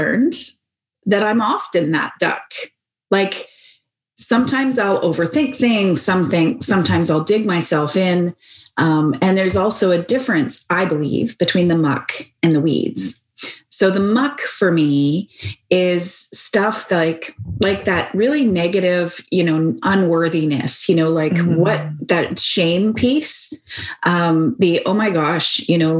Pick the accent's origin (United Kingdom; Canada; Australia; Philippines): Canada; Victoria, British Columbia; accent: Canadian lilt; I come from Victoria.